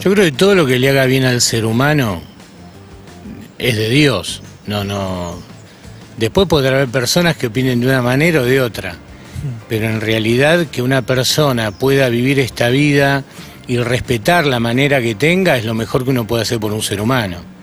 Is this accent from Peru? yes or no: no; Buenos Aires, Argentina; yo me crié en Flores. Flores es un barrio donde había y hay mucha prostitución, o sea que desde pibito vi toda esa escena.